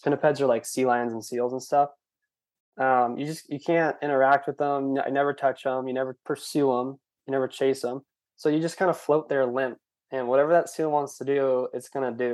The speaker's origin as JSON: {"language": "English", "region": "California", "country": "United States", "said": "I'm from California"}